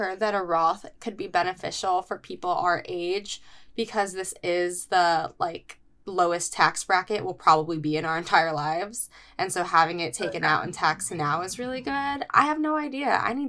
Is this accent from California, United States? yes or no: yes; California, United States; now in New York City, United States; I am, you know, born and raised in California.